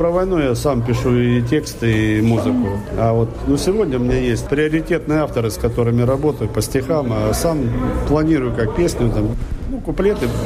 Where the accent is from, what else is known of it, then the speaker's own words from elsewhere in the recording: Russia; now in Sweden; Ну, они знают, конечно, что у меня акцент, сразу спрашивают, откуда. Я говорю, откуда, не стесняюсь, что я русский.